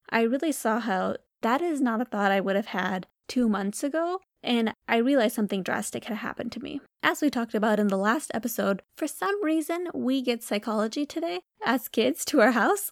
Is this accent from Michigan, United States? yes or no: yes; Michigan, United States; we're from Michigan.